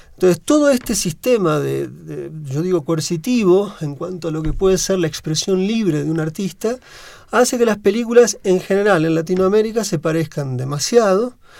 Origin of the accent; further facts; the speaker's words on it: Argentina; accent: Argentine; now in Mexico; mi forma de hablar el español no corresponde estrictamente a México, sino a la Argentina, pero prefiero pensarme en este momento más como mexicano que como argentino